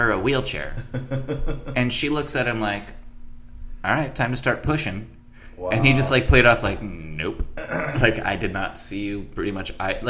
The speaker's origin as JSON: {"language": "English", "town": "San Diego", "region": "California", "country": "United States", "tie": "born or raised there", "said": "One of my best friends growing up in San Diego"}